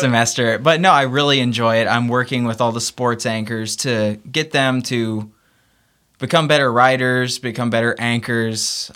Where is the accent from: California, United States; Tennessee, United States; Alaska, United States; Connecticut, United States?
Tennessee, United States; Memphis; moved away; I'd love to get back to Memphis and work for my hometown team, the Memphis Grizzlies